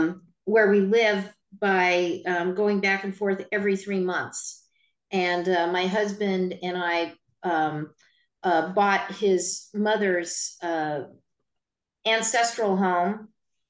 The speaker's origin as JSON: {"language": "English", "region": "New Mexico", "country": "United States", "tie": "born or raised there", "also_born_or_lived": "Utah / Albuquerque, New Mexico / Croatia", "moved": "as an adult", "lives_now": "Vancouver, United States", "said": "I was born in Utah, in the United States of America. I then grew up in New Mexico and went to law school in Albuquerque, New Mexico. And then after I finished getting my law degree, I moved up to Vancouver, Washington"}